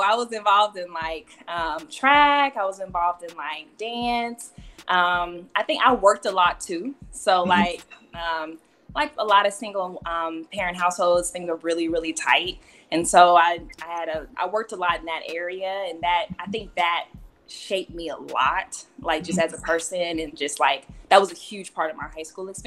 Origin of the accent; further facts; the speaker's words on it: Oklahoma City, Oklahoma, United States; I grew up in Oklahoma City with my mom and my brother